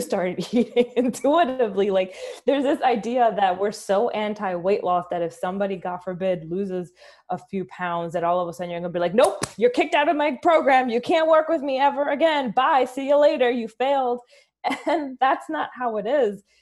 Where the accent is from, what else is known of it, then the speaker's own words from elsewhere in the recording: Philadelphia, Pennsylvania, United States; also born or lived in Dominican Republic; growing up in Philly